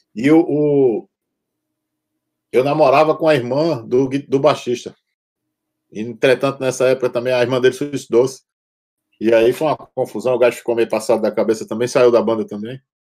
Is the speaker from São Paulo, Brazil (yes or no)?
no; João Pessoa, Paraíba, Brazil; now in Portugal; Eu fui, eu fui pioneiro num bocado de coisa lá na minha cidade